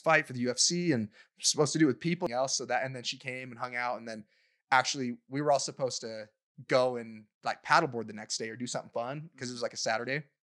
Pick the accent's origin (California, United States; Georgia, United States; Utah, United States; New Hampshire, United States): Utah, United States; growing up in Utah